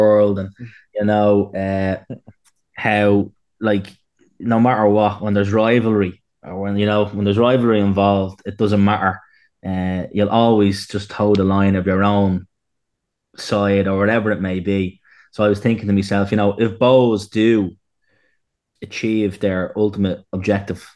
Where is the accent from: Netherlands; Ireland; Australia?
Ireland; Dublin, Leinster; we grew up together in Glenview on Tala